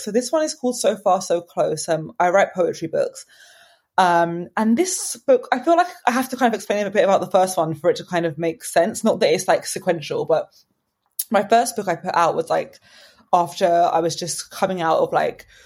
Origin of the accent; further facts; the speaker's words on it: Brighton, South East England, United Kingdom; moved away as an adult; now in London, United Kingdom; I'm actually from Brighton, but I've lived in London for a few years now.